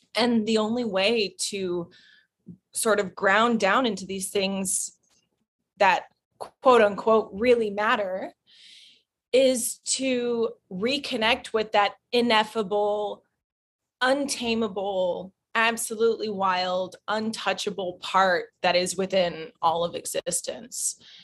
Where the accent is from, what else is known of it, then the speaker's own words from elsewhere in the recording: Fayetteville, Arkansas, United States; moved away; I was born in Arkansas